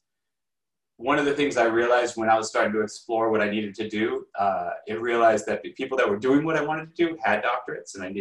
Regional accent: Los Angeles, California, United States; moved away as an adult; also born or lived in New York / China; I grew up in Los Angeles, and I did my undergraduate and master's in New York

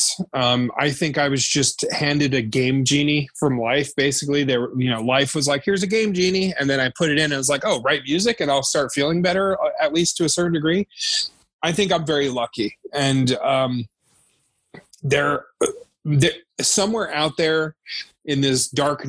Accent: Santa Fe, New Mexico, United States; also born or lived in New Jersey; I grew up in Santa Fe, New Mexico. I was born in New Jersey originally, but I grew up in Santa Fe, New Mexico

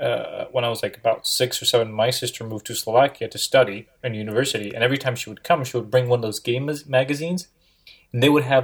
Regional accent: Serbia; moved away; I grew up in Serbia

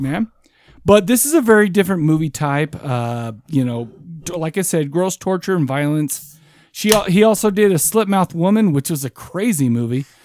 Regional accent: United States; I'm American as shit.

